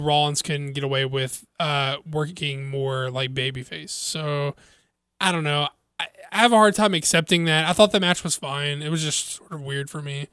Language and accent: English; the South, United States; I'm from the South